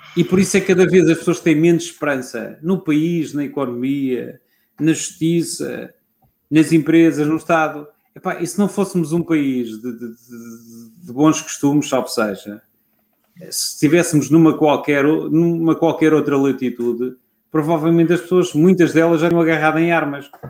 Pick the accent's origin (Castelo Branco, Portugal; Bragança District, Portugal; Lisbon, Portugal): Lisbon, Portugal; eu sou toda a vida da, da zona histórica de Lisboa. Já o meu bisavô era, já o avô do meu bisavô era da zona histórica de Lisboa. Uhum. Portanto, eu sou lisboeta, quando se fala em alfacinha, sou eu